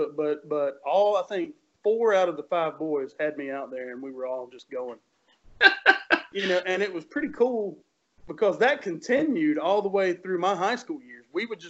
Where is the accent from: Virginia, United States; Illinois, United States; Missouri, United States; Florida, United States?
Virginia, United States; Marion; I grew up in Marion, Virginia, which is a tiny, tiny little town, and there's not a whole lot, right?